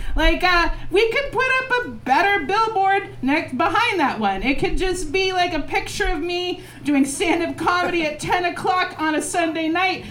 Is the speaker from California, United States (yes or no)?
no; Portland, Oregon, United States; I grew up in Portland